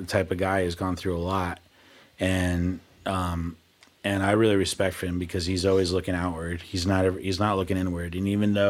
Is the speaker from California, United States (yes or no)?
no; Easton, Connecticut, United States; now in Nashville, United States; I grew up in Easton, Connecticut, and we had a pond.